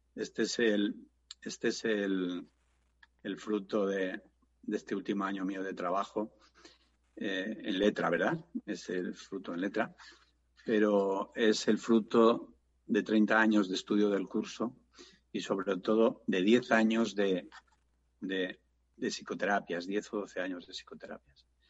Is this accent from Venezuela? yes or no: no; Spain